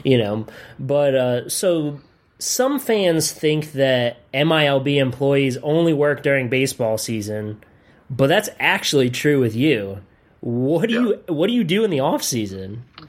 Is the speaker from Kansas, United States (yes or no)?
no; Pennsylvania, United States; moved away as an adult; also born or lived in Wisconsin; now in Delmarva, United States; I grew up on the East Coast, clearly in Pennsylvania